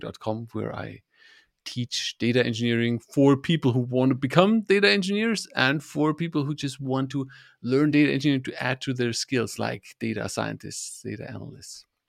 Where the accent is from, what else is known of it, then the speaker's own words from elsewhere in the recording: Germany; I'm from Germany